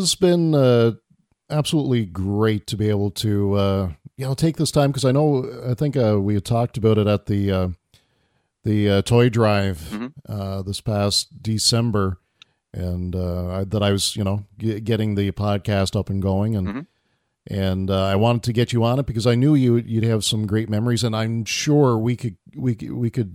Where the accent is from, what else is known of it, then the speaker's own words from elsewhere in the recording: Miramichi, New Brunswick, Canada; we're from Miramichi